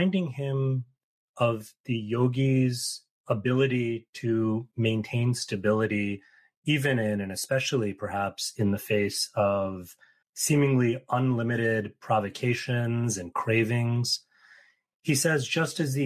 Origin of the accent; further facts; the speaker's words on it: New York City, New York, United States; I grew up in New York City